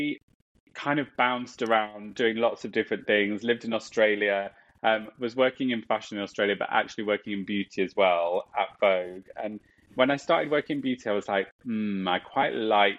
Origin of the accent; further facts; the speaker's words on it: Nottinghamshire, East Midlands, United Kingdom; moved away as an adult; also born or lived in Yorkshire; now in London, United Kingdom; I was born in Yorkshire. My family is completely from Yorkshire, and then we moved to Nottinghamshire. So I split my life in my teenage and childhood years in between Yorkshire and Nottingham. So we were brought up in the Midlands